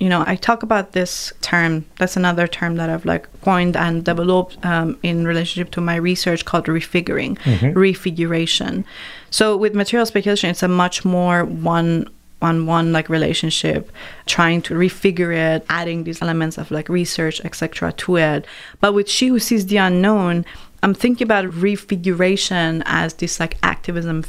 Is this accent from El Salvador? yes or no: no; Iran; moved away; growing up in Iran, we had so many mythical stories and literature